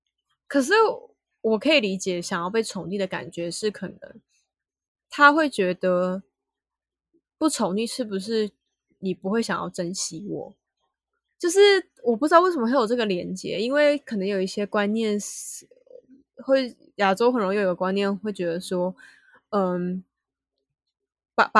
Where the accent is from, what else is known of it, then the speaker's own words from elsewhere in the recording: Taiwan; 用英文是可以讲出来，可是我们台湾人就会说，你怎么不去吃屎啊？